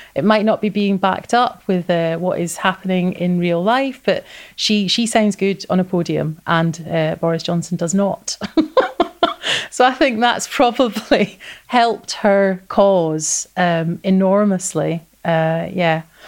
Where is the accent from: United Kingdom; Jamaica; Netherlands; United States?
United Kingdom; Scotland; also born or lived in Linlithgow; I am British as well as Scottish, and I am proud to be British as well as proud to feel Scottish.